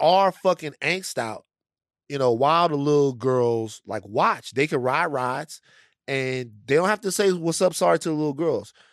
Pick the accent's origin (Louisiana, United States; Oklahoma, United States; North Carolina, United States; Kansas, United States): Louisiana, United States; I'm from Louisiana.